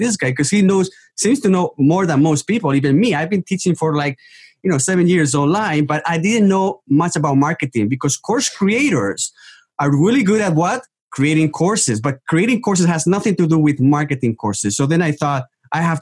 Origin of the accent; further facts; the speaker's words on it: Spain; English is a second language; Spain is also my home country